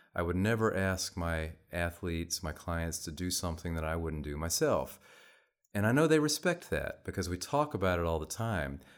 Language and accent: English; Texas, United States; moved away as an adult; also born or lived in Reno, Nevada; I'm from Texas originally, so I'd never really lived anywhere